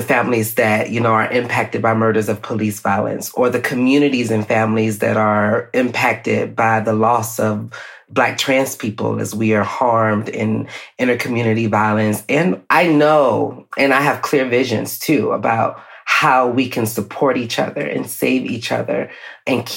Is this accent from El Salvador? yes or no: no; Atlanta, Georgia, United States; Black person being born and raised in Atlanta, a Grady baby